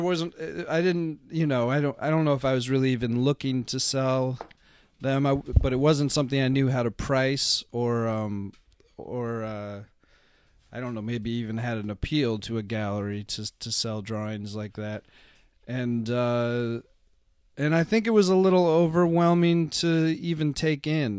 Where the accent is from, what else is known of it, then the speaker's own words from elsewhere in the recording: Seattle, Washington, United States; I grew up in Seattle.